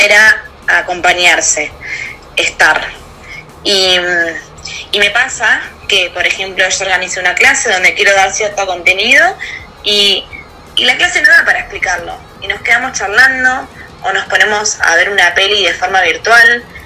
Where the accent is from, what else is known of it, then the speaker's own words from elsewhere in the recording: Pinamar, Buenos Aires Province, Argentina; moved away as an adult; now in Buenos Aires, Argentina; soy nacida en Pinamar en el año 1990 allá en Pina hice toda mi escuela primaria y secundaria